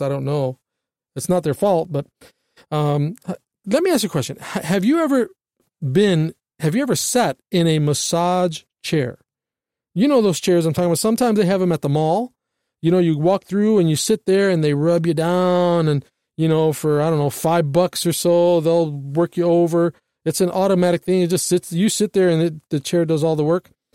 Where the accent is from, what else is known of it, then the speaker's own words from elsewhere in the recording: United States; we as American citizens